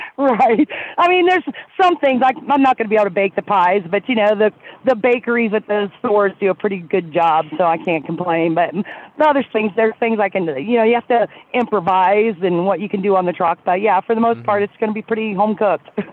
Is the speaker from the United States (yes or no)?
yes; Columbus, Ohio, United States; now in Colorado Springs, United States; I grew up uh, just outside of Columbus, Ohio